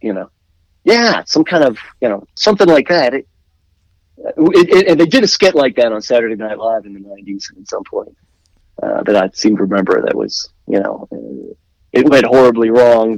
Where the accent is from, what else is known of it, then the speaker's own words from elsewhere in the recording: Washington, District of Columbia, United States; moved away; I was born in Washington D.C.